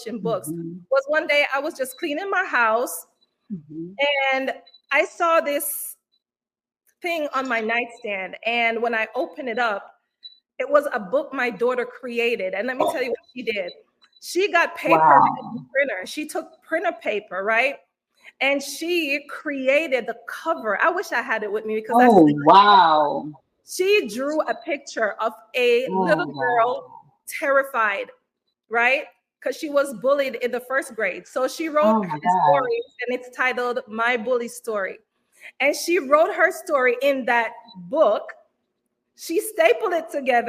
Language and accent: English; Kingston, Jamaica; now in United States; I was born and raised in Kingston, Jamaica. Came to the United States in 2000